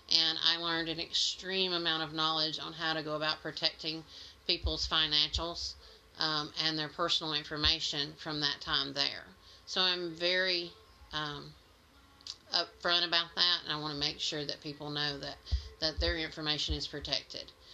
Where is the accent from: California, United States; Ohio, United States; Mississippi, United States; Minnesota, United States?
Mississippi, United States; moved away as an adult; I'm a transplant from Mississippi, so I do still have a little bit of an accent, I'm told.